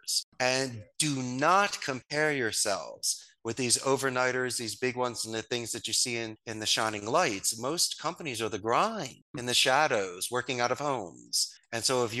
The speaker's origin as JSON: {"language": "English", "town": "Philadelphia", "region": "Pennsylvania", "country": "United States", "moved": "as an adult", "said": "I'm from Northeast Philadelphia. Spanish was my second language. Moved here at 27"}